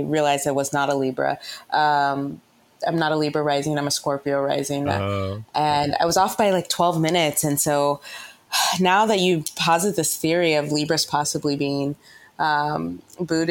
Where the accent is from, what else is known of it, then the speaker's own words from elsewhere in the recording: United States; growing up as Black American